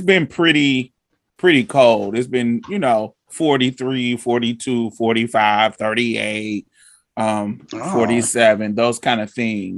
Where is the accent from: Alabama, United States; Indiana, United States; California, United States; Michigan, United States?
Indiana, United States; also born or lived in Boston / Chicago; now in Houston, United States; Well, I grew up in Indiana, Boston, Chicago area.